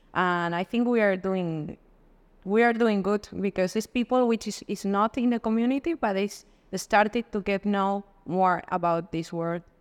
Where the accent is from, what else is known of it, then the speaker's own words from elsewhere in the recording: Madrid, Community of Madrid, Spain; moved away; also born or lived in Dubai; I'm from Spain, from Madrid